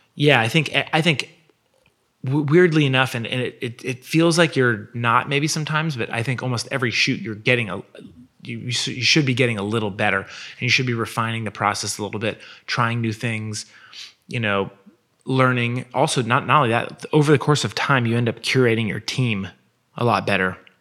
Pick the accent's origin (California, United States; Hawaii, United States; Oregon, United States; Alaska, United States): Oregon, United States; Nike's hometown; they're from my hometown